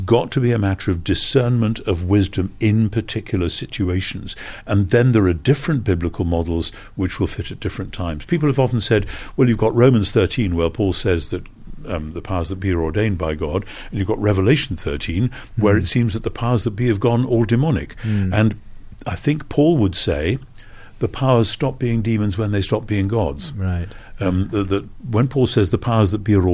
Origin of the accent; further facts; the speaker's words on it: United Kingdom; as a Brit